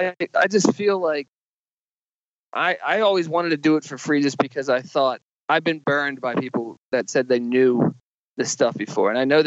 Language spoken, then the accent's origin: English; East Coast, United States; now in Los Angeles, United States; I grew up on the East Coast and I moved out to LA to pursue stand up and writing and stuff